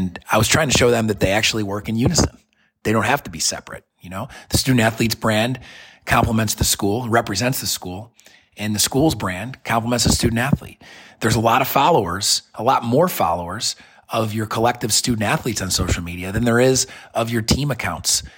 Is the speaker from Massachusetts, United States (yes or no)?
no; Syracuse, New York, United States; now in Birmingham, United States; Syracuse, my hometown where I was born and raised